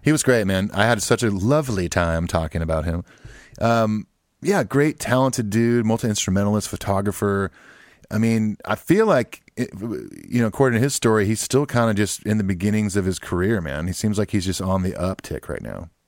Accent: Southern California, United States; growing up in California

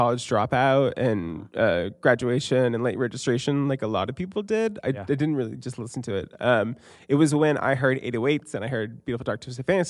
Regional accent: Fairfield, Maine, United States; also born or lived in Columbus, Ohio; Yeah, so I was born in Columbus, Ohio, and at age two, I moved to this little town called Fairfield, Maine.

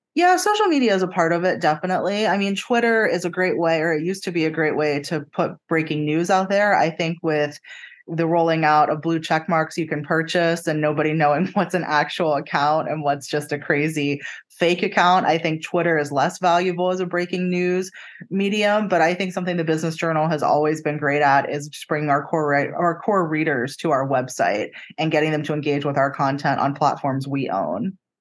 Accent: Pennsylvania, United States; moved away as an adult; also born or lived in Jacksonville, Florida; now in Tampa, United States

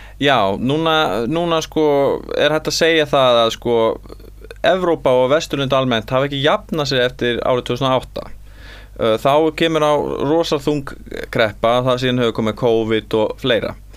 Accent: Iceland; við erum sko Íslandingar

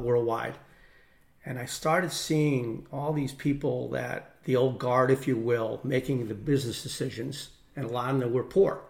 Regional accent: Newtown, Connecticut, United States; I grew up in Newtown, Connecticut

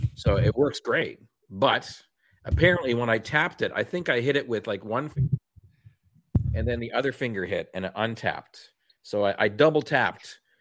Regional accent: Canada; accent: Canadian; my Canadian accent

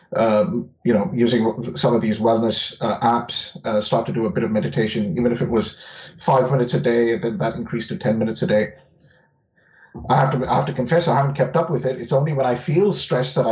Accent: India; moved away; growing up in India

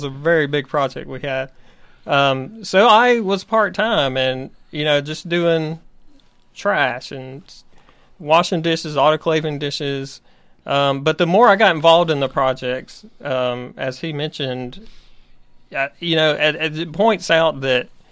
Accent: Griffin, Georgia, United States; I'm actually local. I grew up in Griffin. I graduated from Griffin High

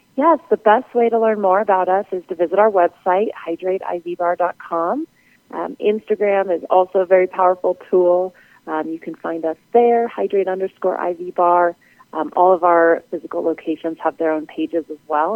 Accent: Denver, Colorado, United States; also born or lived in Las Vegas; moving back to my hometown in Denver

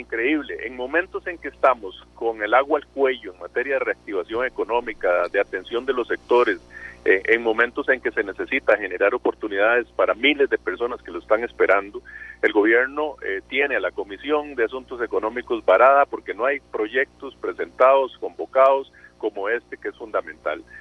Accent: Costa Rica; Todos somos costarricenses

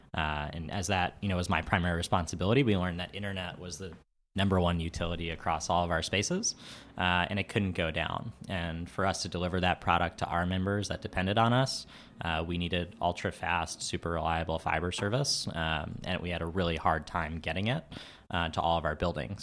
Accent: New York City, New York, United States; I'm from New York. I'm from Queens.

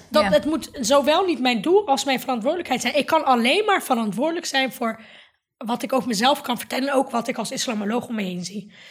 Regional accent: Netherlands; ik hoor hier, ik ben een Nederlander. Ik ben, naast dat ik moslim ben of Marokkaan, Turks, ben ik ook Nederlander en ik hoor hier thuis.

